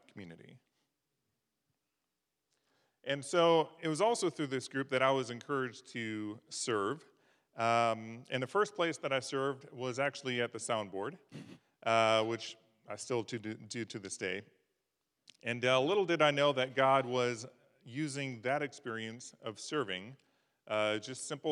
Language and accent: English; Midwest, United States; now in Davis, United States; I grew up in the Midwest on farms and ranches